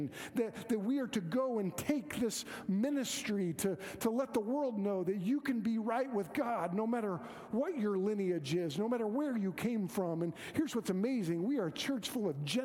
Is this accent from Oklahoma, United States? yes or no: yes; Moore, Oklahoma, United States; I grew up in Moore, Oklahoma